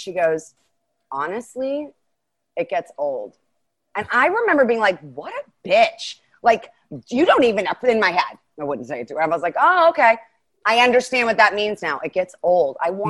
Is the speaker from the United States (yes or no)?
yes; Ohio, United States; also born or lived in Chicago; now in Los Angeles, United States; This was right before I was moving from Chicago, where it's negative. I went through a negative 40 degree winter often and grew up in Ohio.